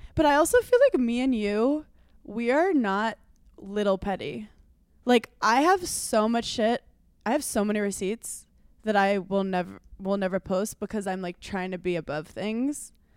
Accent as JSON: {"language": "English", "region": "New York", "country": "United States", "said": "As a New Yorker"}